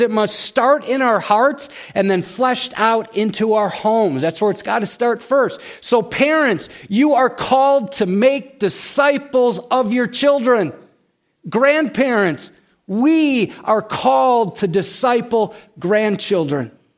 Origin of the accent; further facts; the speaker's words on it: United States; we as American Christians